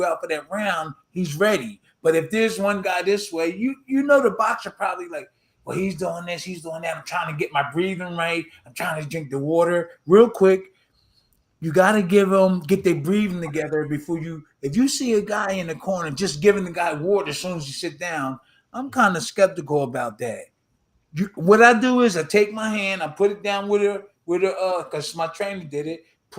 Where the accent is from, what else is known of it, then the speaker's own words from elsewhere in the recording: Philadelphia, Pennsylvania, United States; where I was born and raised in South Philly